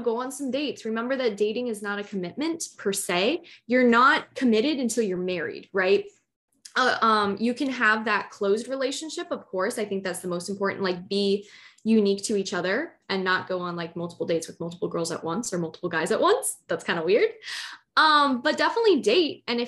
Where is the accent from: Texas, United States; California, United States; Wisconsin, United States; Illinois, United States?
Illinois, United States; Chicago; I'm from Chicago, Illinois